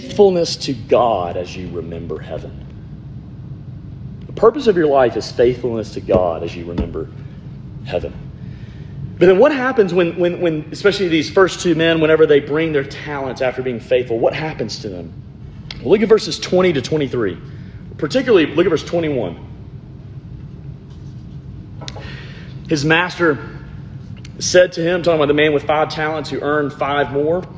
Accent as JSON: {"language": "English", "region": "Alabama", "country": "United States", "said": "I'm from Alabama"}